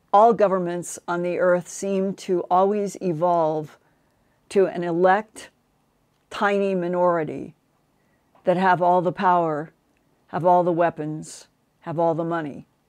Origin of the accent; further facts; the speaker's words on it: United States; I grew up as an American